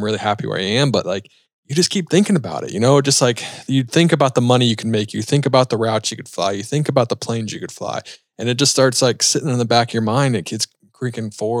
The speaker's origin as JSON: {"language": "English", "town": "Charlotte", "region": "North Carolina", "country": "United States", "said": "I'm from Charlotte"}